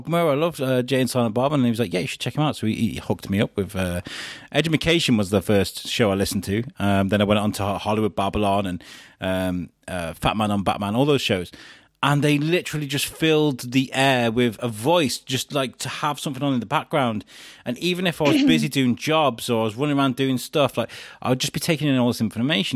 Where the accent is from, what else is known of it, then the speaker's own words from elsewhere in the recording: Wrexham, Wales, United Kingdom; also born or lived in Shropshire / Telford; now in Shrewsbury, United Kingdom; I grew up in Wrexham.